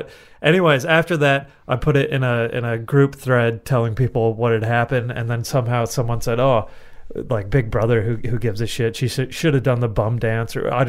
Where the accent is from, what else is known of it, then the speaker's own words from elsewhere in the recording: United States; moved away; a guy I grew up with in the States